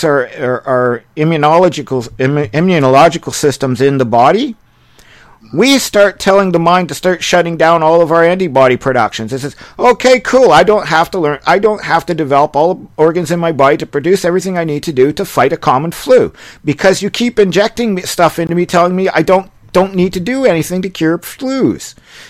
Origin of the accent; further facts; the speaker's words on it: Canada; I'm a Canadian